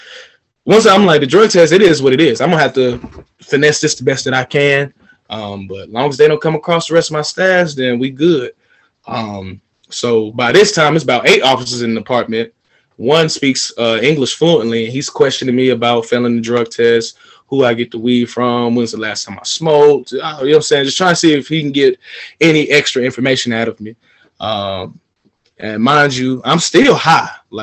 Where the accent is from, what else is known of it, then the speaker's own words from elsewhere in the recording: Atlanta, Georgia, United States; I'm from Atlanta, the city of finesse